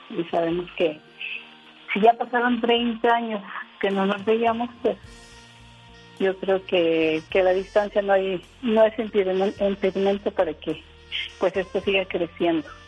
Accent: San Luis Río Colorado, Sonora, Mexico; soy de San Río Colorado

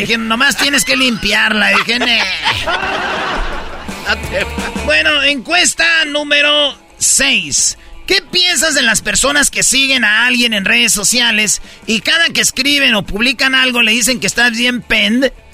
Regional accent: Jiquilpan, Michoacán, Mexico; en mi pueblo, Jiquilpan, Michoacán

